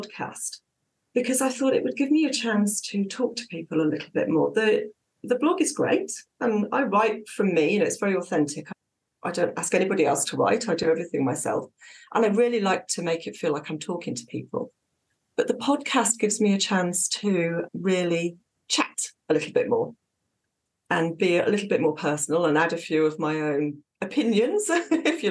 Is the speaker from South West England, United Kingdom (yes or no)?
yes; Dorset, South West England, United Kingdom; moved away as an adult; also born or lived in Southern Norway; now in Norway; I'm from Southwest England, from Dorset, which is very, very different to Southern Norway, which is where we live now.